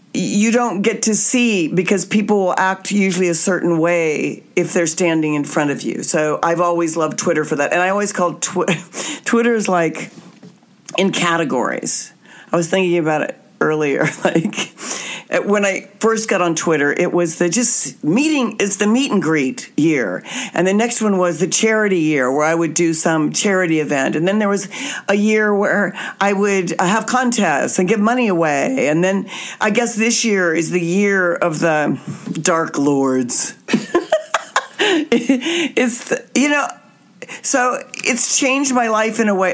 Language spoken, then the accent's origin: English; Wichita, Kansas, United States; my hometown of Wichita, Kansas